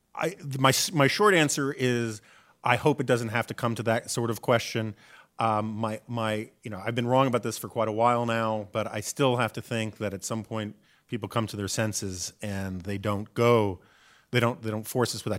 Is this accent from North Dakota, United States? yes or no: no; New York City, New York, United States; born or raised there; now in Washington, United States